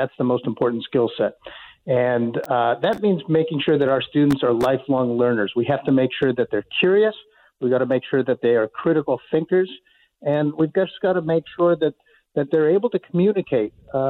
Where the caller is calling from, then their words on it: Chile; I am down at the bottom of the earth in Chile.